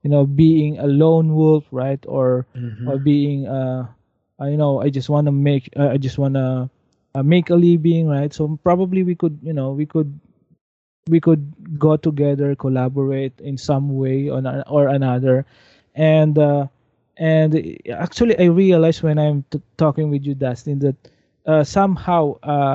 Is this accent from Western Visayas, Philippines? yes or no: no; Silang, Calabarzon, Philippines; I'm from the Cavite. I grew up in Silang, so very traditional, more on agriculture area